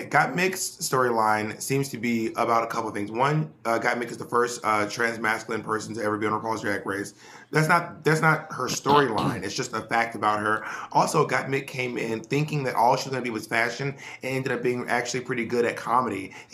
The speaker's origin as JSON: {"language": "English", "region": "Scotland", "country": "United Kingdom", "said": "and I'm also Scottish."}